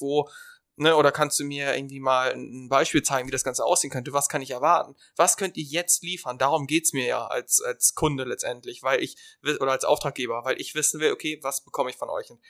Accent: Germany; wir als Deutsche

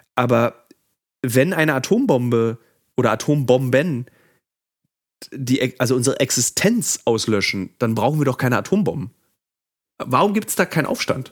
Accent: Germany; wir als Deutsche

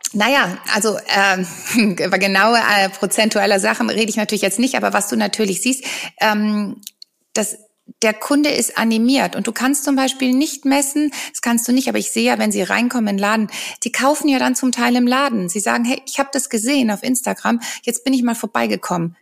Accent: Rhineland, Germany; ich bin ja aus dem Rheinland

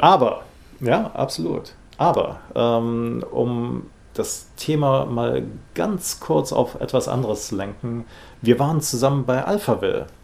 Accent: Rhineland, Germany; ich bin im Rheinland aufgewachsen

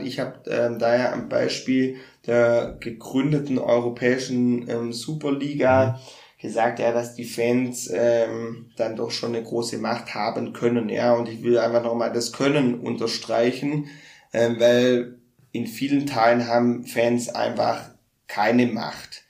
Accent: Baden-Württemberg, Germany; ich bin ja auch Schwabe

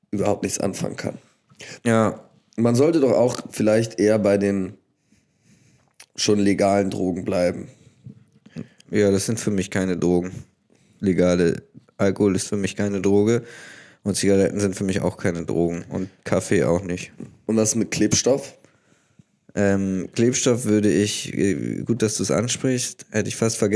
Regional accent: Bavaria, Germany; wo ich als Bayer sagen würde, klar, weitermachen.

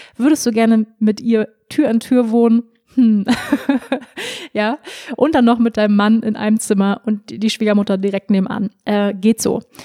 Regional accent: Germany; moved away; also born or lived in Bali; wenn man im Ausland ist, merkt man dann erstmal, wie deutsch man dann eigentlich doch ist

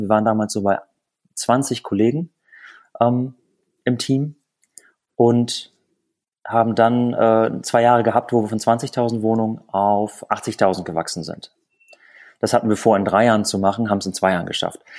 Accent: Lüneburg Heath, Lower Saxony, Germany; moved away as an adult; also born or lived in Bremen; Wir kommen beide aus der Lüneburger Heide

